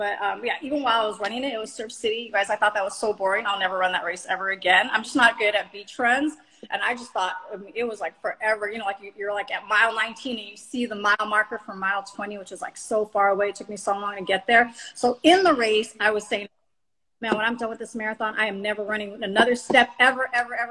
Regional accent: Los Angeles, California, United States; I was born in Los Angeles, and I live in Los Angeles right now

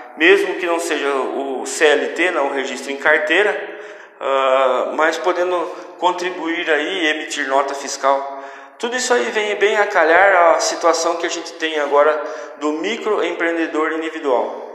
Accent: Brazil; como brasileiros

